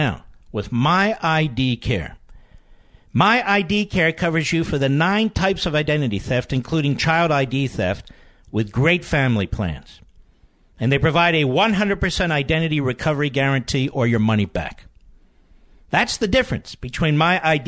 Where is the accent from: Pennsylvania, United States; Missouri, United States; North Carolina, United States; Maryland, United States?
Pennsylvania, United States; I was from Pennsylvania.